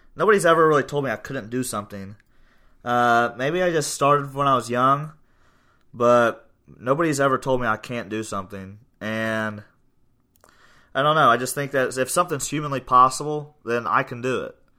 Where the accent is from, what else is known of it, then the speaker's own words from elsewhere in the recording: Portsmouth, Ohio, United States; now in Gallipolis, United States; it's not my hometown, but it's just where we're at right now